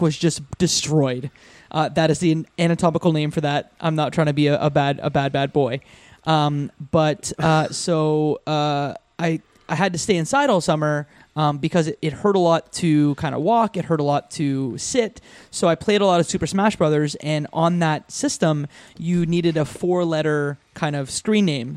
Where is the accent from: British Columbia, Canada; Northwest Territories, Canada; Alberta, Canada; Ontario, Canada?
Ontario, Canada; Windsor; I grew up in Windsor, Ontario